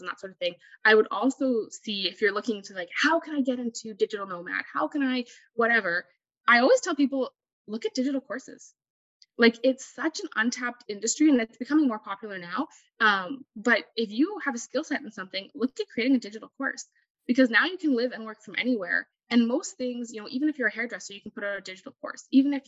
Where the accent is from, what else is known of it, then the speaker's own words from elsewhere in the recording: Canada; For example, me as a Canadian citizen